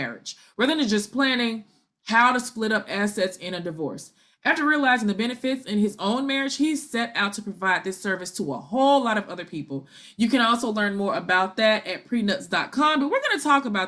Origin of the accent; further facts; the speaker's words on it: Memphis, Tennessee, United States; my hometown of Memphis, Tennessee